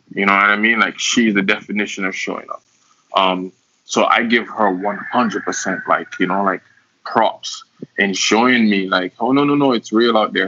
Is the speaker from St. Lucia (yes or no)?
yes; St. Lucia; moved away; also born or lived in Cayman Islands; I was born in St. Lucia, um, that's where I grew up